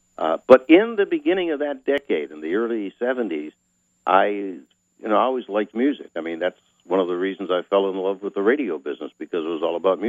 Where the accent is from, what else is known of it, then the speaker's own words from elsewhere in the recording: Erie, Pennsylvania, United States; my hometown of Erie, Pennsylvania.